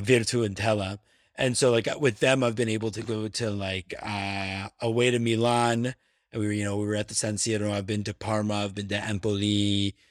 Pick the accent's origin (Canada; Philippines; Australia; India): Canada; Toronto, Ontario